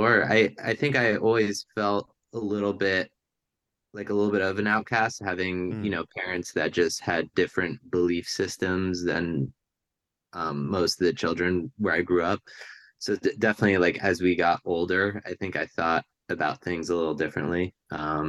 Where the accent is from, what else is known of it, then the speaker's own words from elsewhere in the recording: Hunterdon County, New Jersey, United States; I grew up in a pretty rural part of New Jersey at the time, Hunterdon County, New Jersey